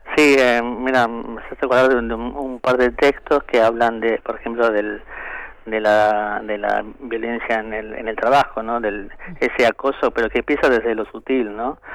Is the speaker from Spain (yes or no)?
no; Argentina; Somos los compiladores argentinos